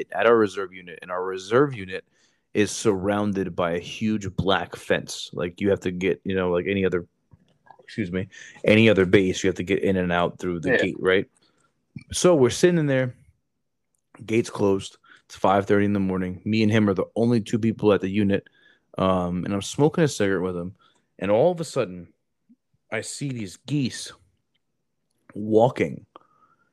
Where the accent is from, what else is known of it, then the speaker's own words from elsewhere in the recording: New Jersey, United States; I'm from Jersey